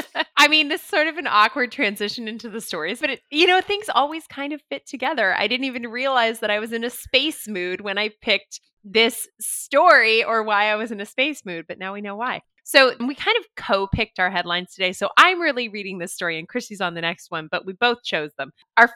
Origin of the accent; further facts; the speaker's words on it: Los Angeles, California, United States; I grew up in the Los Angeles scene and I lived very near to the Hollywood Scientology Center